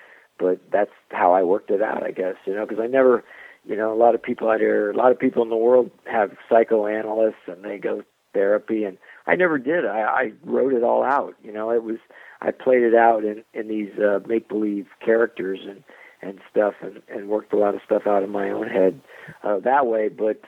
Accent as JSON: {"language": "English", "region": "Southern US", "country": "United States", "said": "I'm from the South. A lot of my family are Southern"}